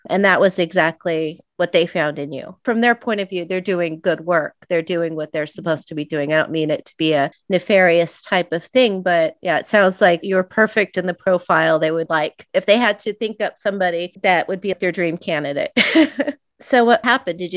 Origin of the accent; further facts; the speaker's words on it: Israel; moved away; I'm originally from Israel